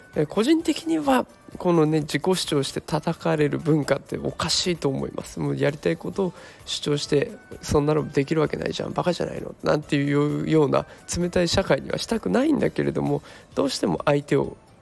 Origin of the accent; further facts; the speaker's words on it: Japan; 日本っていう国に生まれている